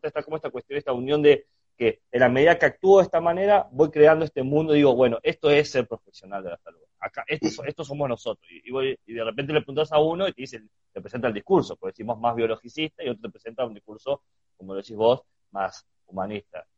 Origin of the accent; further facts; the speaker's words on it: Chubut, Argentina; moved away; Yo que nací en Chubut, en el sur del país